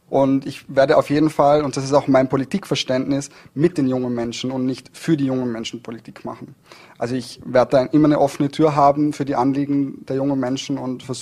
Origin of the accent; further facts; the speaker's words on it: Dornbirn, Vorarlberg, Austria; Also ich bin in Dornbirn aufgewachsen und ich bin sehr gerne in Dornbirn aufgewachsen.